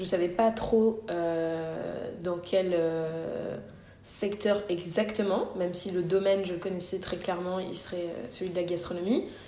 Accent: Morocco; quand on est marocain

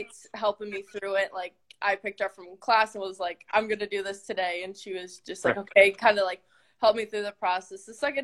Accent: Minnesota, United States; I want to go to Minnesota. Like, I want to be home. I want to be with family

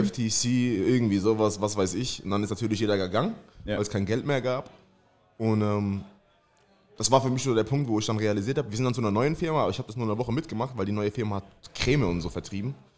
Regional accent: Mannheim, Baden-Württemberg, Germany; geboren in Mannheim, komme aus Mannheim

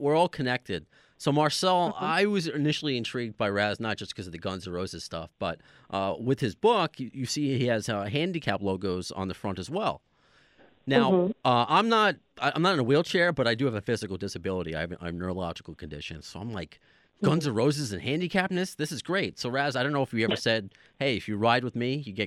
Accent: New York City, New York, United States; just like I was, born in Brooklyn

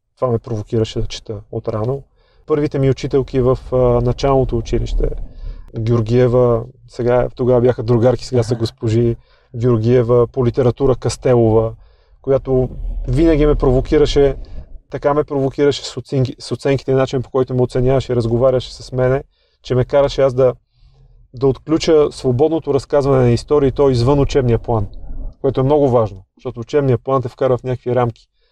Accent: Sofia, Sofia City, Bulgaria; роден и отраснал в Драгалевци, в лоното на планината

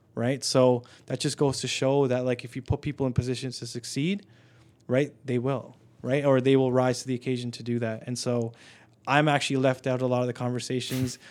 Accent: Canada; I'm Canadian born here

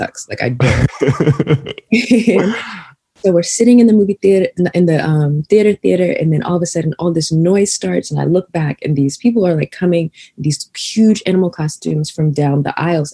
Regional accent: Chesapeake, Virginia, United States; moved away as an adult; now in New York City, United States; I grew up in Virginia

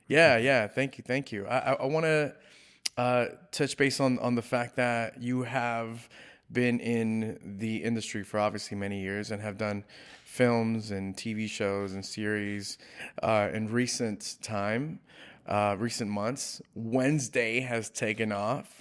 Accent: California, United States; I'm from California

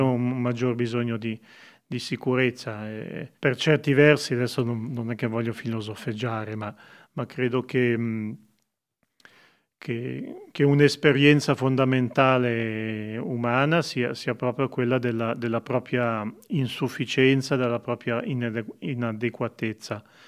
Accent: Montagnola, Ticino, Switzerland; io sono nato e cresciuto a Montagnola

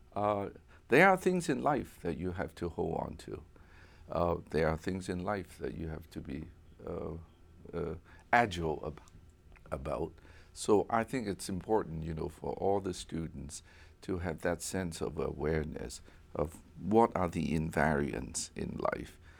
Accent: Hong Kong; moved away; also born or lived in United States; growing up in Hong Kong, coming to America in the sixties

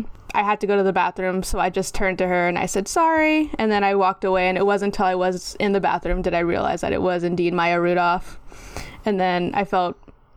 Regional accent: California, United States; now in San Francisco, United States; The second thing is that I reside in San Francisco, but I grew up in SoCal.

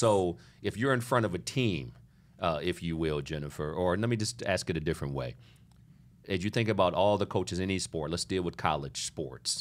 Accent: Lincoln, Nebraska, United States; I was born in Lincoln, Nebraska

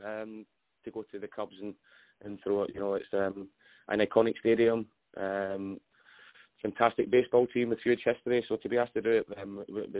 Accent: Scotland, United Kingdom; moved away; I'm a Scotsman

